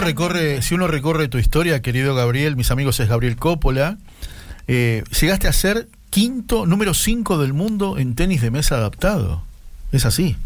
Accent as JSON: {"language": "Spanish", "town": "Morón", "region": "Buenos Aires Province", "country": "Argentina", "tie": "born or raised there", "said": "mi infancia porque yo vivía en Morón"}